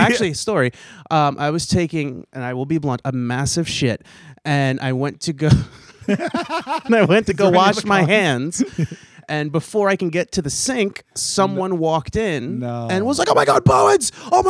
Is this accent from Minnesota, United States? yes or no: no; New Jersey, United States; East Coast. Right. I'm from New Jersey.